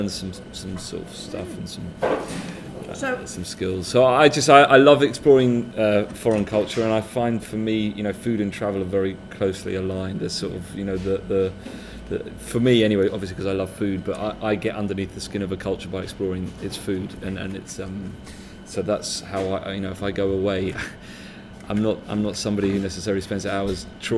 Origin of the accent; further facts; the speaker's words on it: London, United Kingdom; I'm born and raised in London.